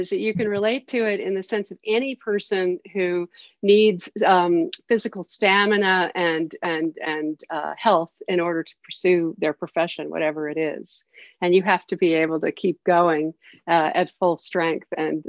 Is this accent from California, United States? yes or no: no; New York City, New York, United States; I grew up in New York City and I lived on 110th Street in Amsterdam and right between Amsterdam and Columbus, kind of on the verge of Harlem.